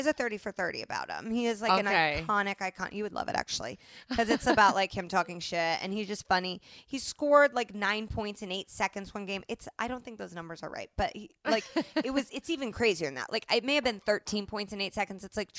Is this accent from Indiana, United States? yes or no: yes; Indianapolis, Indiana, United States; moved away; so now I've called myself a hoe with the incorrect spelling in my hometown newspaper.